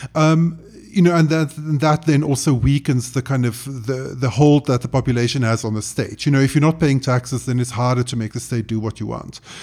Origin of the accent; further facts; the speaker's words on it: South Africa; as a South African